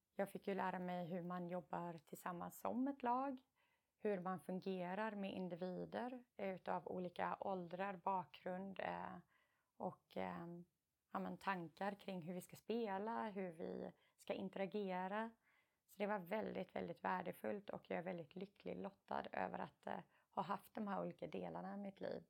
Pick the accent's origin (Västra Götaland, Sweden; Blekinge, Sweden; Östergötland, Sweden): Blekinge, Sweden; Karlskrona; moved away as an adult; also born or lived in United States / England; jag och min syster är uppvuxna i Karlskrona